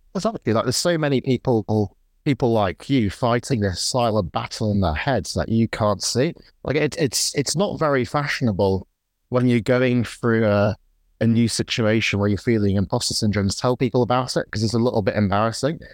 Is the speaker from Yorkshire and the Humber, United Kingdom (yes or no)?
yes; Morley, Yorkshire and the Humber, United Kingdom; I grew up in Morley, which is a sort of post-industrial town in the U K. It's, it's between Leeds and, and Wakefield.